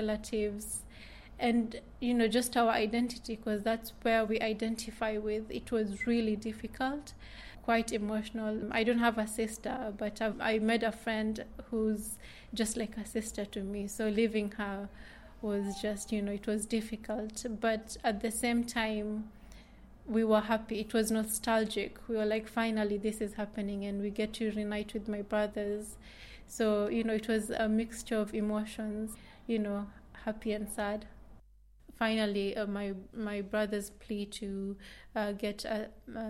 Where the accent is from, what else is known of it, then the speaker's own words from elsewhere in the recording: Kenya; also born or lived in Somalia / West Kensington, London; now in London, United Kingdom; I mainly identify with Kenya because that's where I was brought up and raised before I came to England